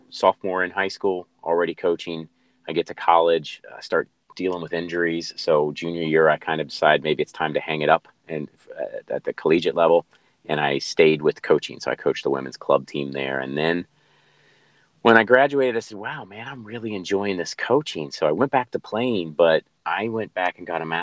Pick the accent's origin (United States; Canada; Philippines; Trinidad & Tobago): United States; Cincinnati, Ohio; moved away as an adult; also born or lived in North Carolina; now in San Diego, United States; born and raised in Cincinnati, Ohio